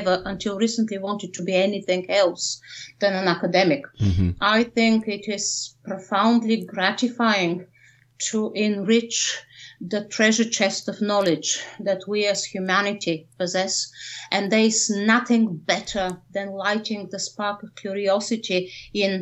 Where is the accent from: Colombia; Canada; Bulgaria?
Bulgaria; moved away as an adult; now in Manchester, United Kingdom; I was born in Bulgaria, in a small place near the Greek border. I left Bulgaria when I was 26, 27.